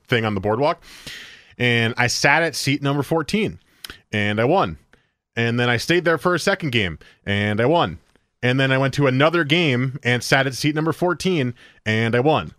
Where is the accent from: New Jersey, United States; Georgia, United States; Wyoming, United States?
New Jersey, United States; moved away; I grew up in New Jersey